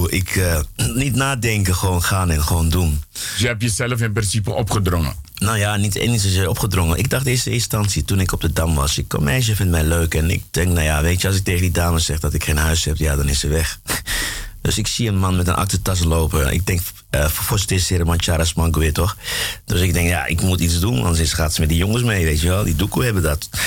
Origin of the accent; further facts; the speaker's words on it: Klaaskreek, Brokopondo, Suriname; Ja, ik ben in Broekenpondel geboren. Maar Klaaskreek was mijn dorp.